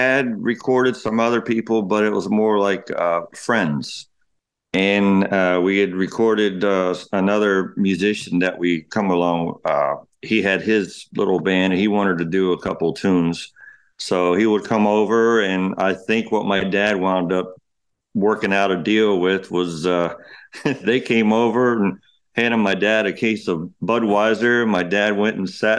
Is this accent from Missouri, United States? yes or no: no; Ocala, Florida, United States; also born or lived in Cambridge, Ohio / Beaumont, Texas; We moved from Beaumont, Texas. We moved from there to Florida in 1986